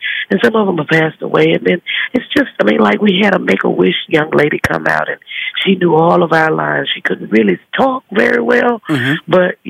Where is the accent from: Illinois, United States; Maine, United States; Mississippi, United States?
Mississippi, United States; Holly Springs; Suburb of Memphis, Tennessee, the booming metropolis of Holly Springs, Mississippi. And so I'm on my way home to be with my people